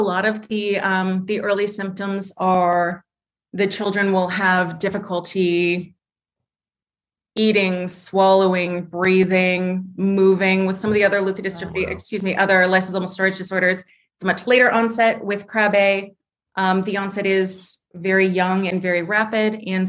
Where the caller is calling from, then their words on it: Columbus, Ohio, United States; I am calling from just outside of Columbus, Ohio.